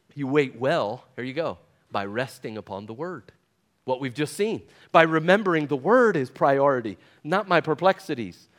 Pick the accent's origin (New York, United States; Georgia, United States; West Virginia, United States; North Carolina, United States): West Virginia, United States; I'm from West Virginia